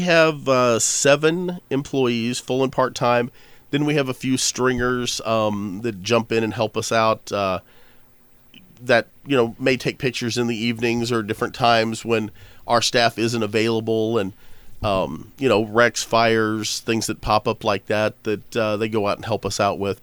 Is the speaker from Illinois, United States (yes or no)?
yes; Pinckneyville, Illinois, United States; I grew up in Pinckneyville. You know, I grew up, like, eight miles out of town